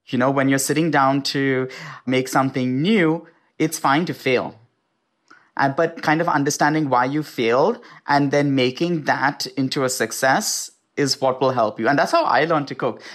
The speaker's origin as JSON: {"language": "English", "country": "India", "tie": "born or raised there", "moved": "yes", "lives_now": "United States", "said": "certain things that I grew up with in India"}